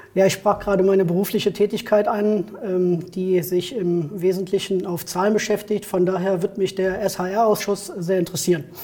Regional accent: Neuss, North Rhine-Westphalia, Germany; Ich bin geboren in Neuss und wohne auch in Neuss

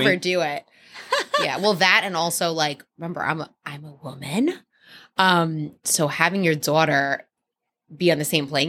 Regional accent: Elizabeth, New Jersey, United States; moved away as an adult; also born or lived in Miami; now in Los Angeles, United States; I grew up in Elizabeth, New Jersey, which is not the suburbs.

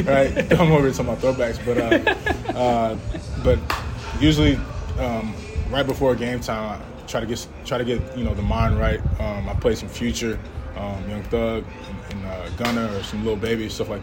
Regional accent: Georgia, United States; we're all from Georgia

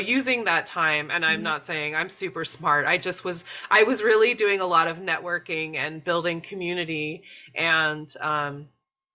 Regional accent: Maine, United States; I grew up in Maine

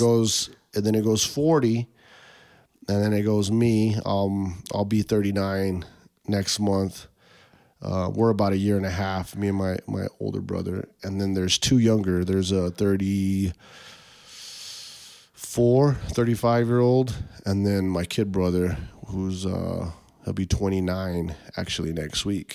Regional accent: Tucson, Arizona, United States; growing up on the West Side, all my friends went to Maxwell, which was like a West Side school, um, but because of the districts and boundaries, I got bussed to Mansfield

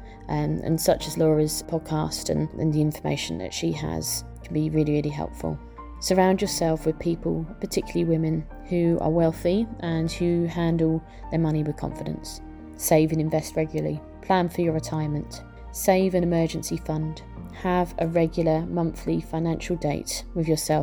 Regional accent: Norwich, East of England, United Kingdom; I'm from Norwich in England, the UK.

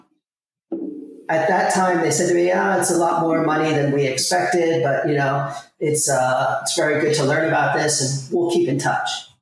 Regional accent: Miami, Florida, United States; I grew up in Miami in the 80s, cocaine cowboy days

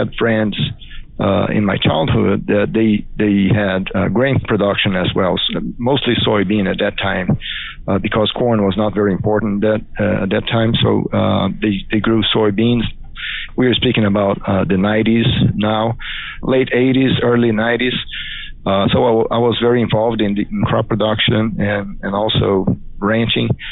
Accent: Mato Grosso, Brazil; English is a second language; moved away as an adult; also born or lived in Alabama; now in Auburn, United States; I was born and raised in Mato Grosso State in Brazil.

